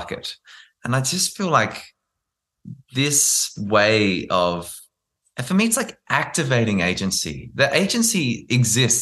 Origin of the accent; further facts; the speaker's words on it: South Australia, Australia; South Australia, my home state